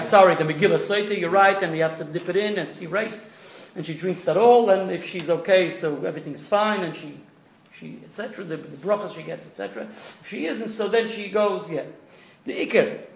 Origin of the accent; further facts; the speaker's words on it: New York City, New York, United States; now in Melbourne, Australia; So I was born in East New York.